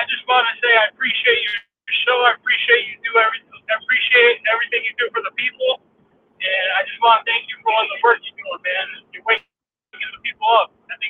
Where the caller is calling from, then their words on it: upstate New York, United States; I'm calling from upstate New York.